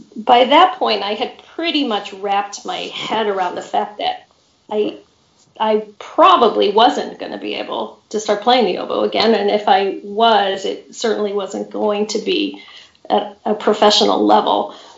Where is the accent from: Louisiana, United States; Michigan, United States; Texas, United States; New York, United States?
Michigan, United States; Grosse Pointe; also born or lived in Champaign-Urbana, Illinois / Colorado; I grew up in Grosse Pointe, Michigan, which is the suburb of Detroit